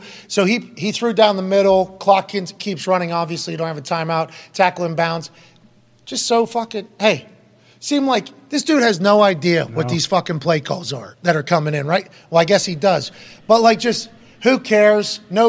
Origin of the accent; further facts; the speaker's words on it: Texas, United States; So I should be from Ohio, but I'm from Texas. Same fucking thing of the South. The Ohio of the South, Texas is where I'm from.